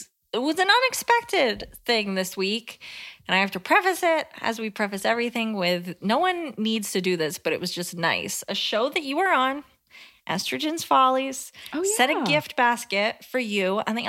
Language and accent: English; Georgia, United States; My home state of Georgia